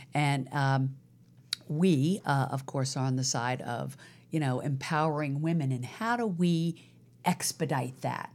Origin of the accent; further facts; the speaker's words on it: Virginia, United States; now in Los Angeles, United States; Virginia, where I was born